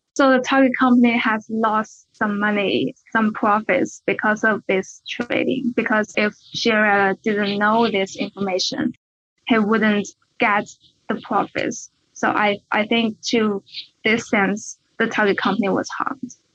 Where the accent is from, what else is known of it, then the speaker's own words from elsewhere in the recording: China; moved away as an adult; also born or lived in Beijing; I'm from China.